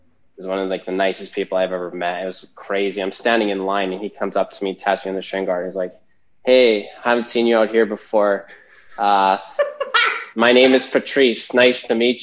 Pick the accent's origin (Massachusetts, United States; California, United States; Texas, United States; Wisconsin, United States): Massachusetts, United States; I'm from Massachusetts